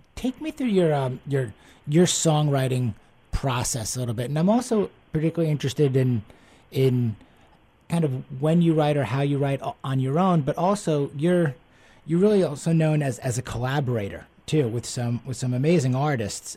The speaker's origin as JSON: {"language": "English", "region": "East Coast", "country": "United States", "tie": "born or raised there", "moved": "yes", "lives_now": "Houston, United States", "said": "I grew up on the East Coast, and now down down in Houston"}